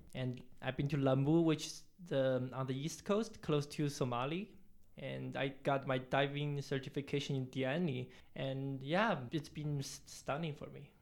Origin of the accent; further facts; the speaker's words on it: China; also born or lived in Toronto, Canada; now in Nairobi, Kenya; I'm originally from China, mainland China